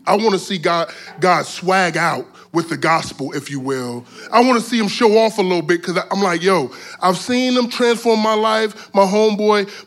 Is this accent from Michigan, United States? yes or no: no; South Florida, United States; I'm from South Florida. And so, um, in South Florida, growing up as a, as a teenager